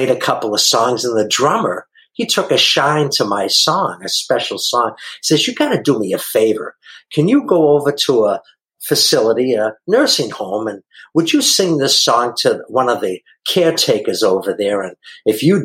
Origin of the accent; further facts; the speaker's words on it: Boston, Massachusetts, United States; now in San Diego, United States; I'm from Boston, Massachusetts originally and live out here in San Diego now. And I hope you can understand the way I talk. I know some people say I have an accent